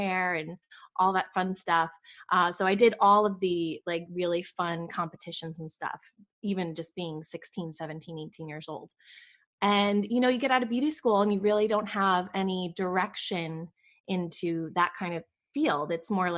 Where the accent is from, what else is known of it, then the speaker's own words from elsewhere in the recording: New York, United States; moved away as an adult; also born or lived in Boca Raton, Florida; now in Raleigh, United States; I grew up in New York. And I think it's so funny when people say, where are you from? You know, because when you move a lot, it's like, okay, where's my home base? New York is my home base. That's where I was born and raised.